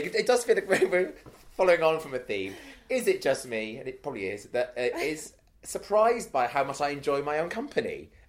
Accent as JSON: {"language": "English", "region": "Wales", "country": "United Kingdom", "moved": "yes", "said": "I'm from Wales originally"}